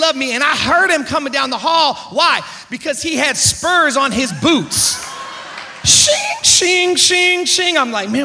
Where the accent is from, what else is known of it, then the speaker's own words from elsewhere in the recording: Oakland, California, United States; moved away; I was born and raised in the Bay Area of San Francisco, Oakland area.